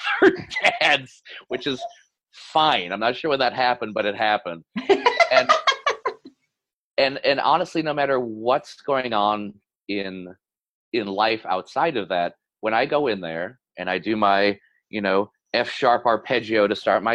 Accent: Michigan, United States; from Michigan.

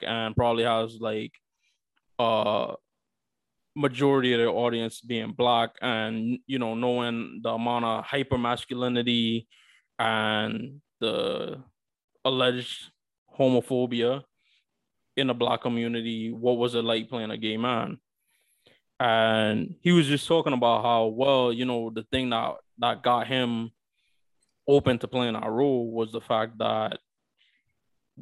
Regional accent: New York, United States; a fellow New Yorker

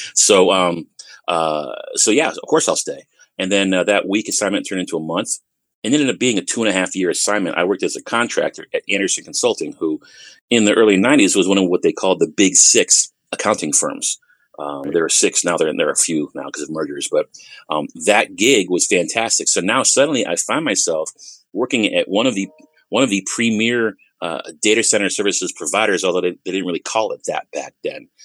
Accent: Bloomfield, Connecticut, United States; moved away as an adult; now in Texas, United States; I am born and raised in Bloomfield, Connecticut

